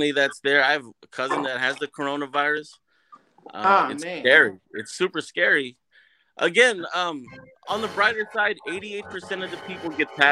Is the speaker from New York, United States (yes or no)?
yes; Hempstead, New York, United States; moved away; I grew up in Hempstead, Long Island. I'm from the hood